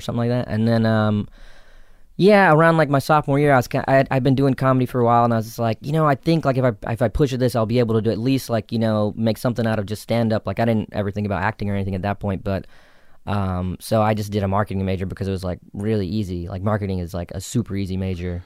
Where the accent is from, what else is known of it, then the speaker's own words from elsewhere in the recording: South Carolina, United States; accent: Southern; moved away; also born or lived in New York; I grew up in South Carolina, so I actually had like a really thick, you know, Southern accent growing up